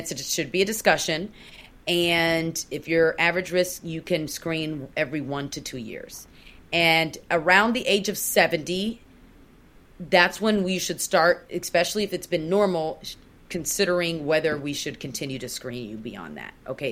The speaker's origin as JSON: {"language": "English", "country": "Nigeria", "said": "I'm Nigerian"}